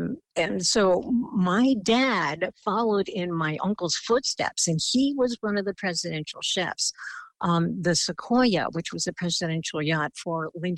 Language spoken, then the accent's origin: English; Philippines; And, you know, with my look as a Filipina, I looked very indigenous to a lot of the countries that was on this particular itinerary.